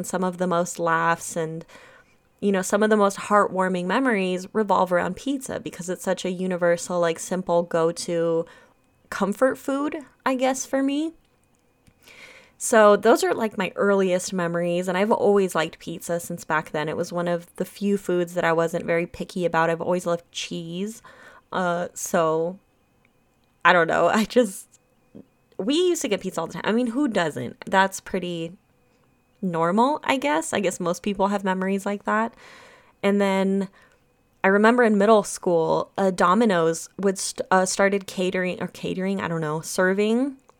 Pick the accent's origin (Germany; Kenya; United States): Germany; I'm from Germany and my grandparents live in Germany. My mother's from Germany. I was born in Germany.